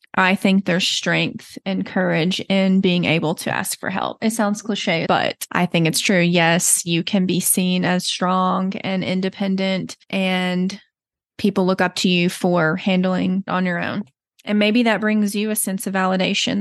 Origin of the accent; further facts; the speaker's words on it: Texas, United States; accent: slight Southern; moved away as an adult; now in Colorado, United States; You may notice a slight Southern accent. I forget I have it until people bring it up to me, but I am originally from Texas